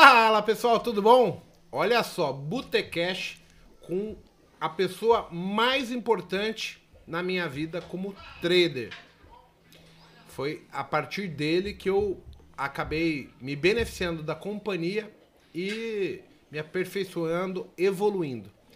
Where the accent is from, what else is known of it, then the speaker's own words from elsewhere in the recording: São Paulo, Brazil; eu nasci no bairro do Limão. É, Santana, São Paulo. Mas eu fui morar bairro do Limão, Vila Nova Cachoeirinha, Brasilândia, zona periférica de São Paulo